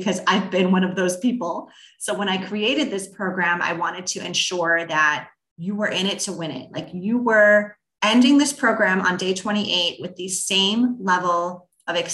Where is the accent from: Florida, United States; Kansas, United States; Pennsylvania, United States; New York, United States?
New York, United States; I'm a New Yorker